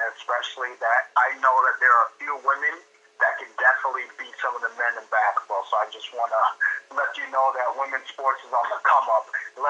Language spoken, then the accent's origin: English; New York, United States; born or raised there